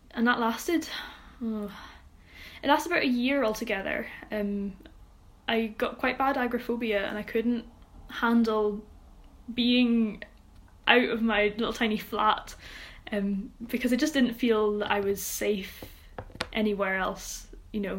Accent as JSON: {"language": "English", "town": "Troon", "region": "Scotland", "country": "United Kingdom", "tie": "born or raised there", "said": "my hometown, which is Troon"}